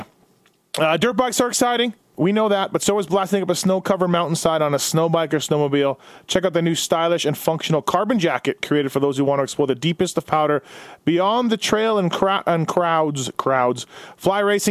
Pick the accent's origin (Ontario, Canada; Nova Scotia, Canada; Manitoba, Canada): Manitoba, Canada; I'm from Manitoba